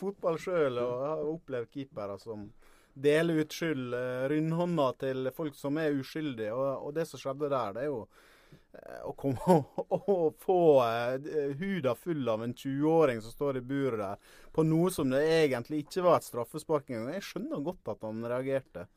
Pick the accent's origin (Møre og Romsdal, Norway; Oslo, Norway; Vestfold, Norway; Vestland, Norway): Møre og Romsdal, Norway; Ålesund; accent: Sunnmøre dialect (Ålesund); now in Eastern Norway, Norway; hører du på dialekta mi at det var ikke noe stor helg for Ålesund heller